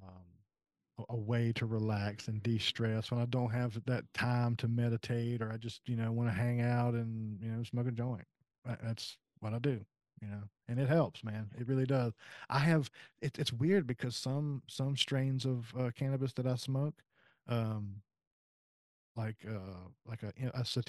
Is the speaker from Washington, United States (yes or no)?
no; South Carolina, United States; moved away as an adult; now in West Virginia, United States; I'm originally from South Carolina and I moved to West Virginia in 2015.